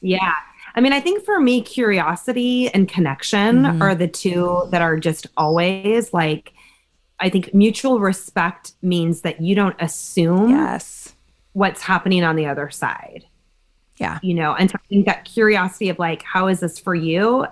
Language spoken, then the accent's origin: English; Berkeley, California, United States; I grew up in Berkeley